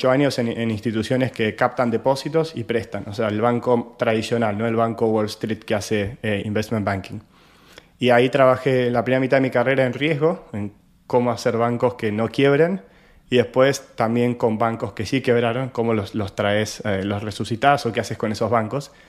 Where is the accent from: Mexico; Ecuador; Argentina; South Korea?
Argentina; yo soy argentino y como ya sabrán, nuestra economía hace más de, más de 10 años que está con muchas restricciones